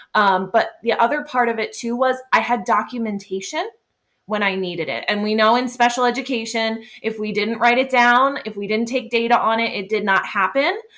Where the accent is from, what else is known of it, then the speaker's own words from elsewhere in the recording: Pennsylvania, United States; where I'm from. I'm from Pennsylvania, and that's part of our teacher evaluation